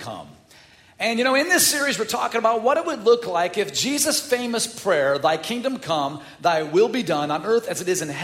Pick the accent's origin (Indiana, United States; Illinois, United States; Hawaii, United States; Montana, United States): Illinois, United States; Chicago; I'm from the North Side.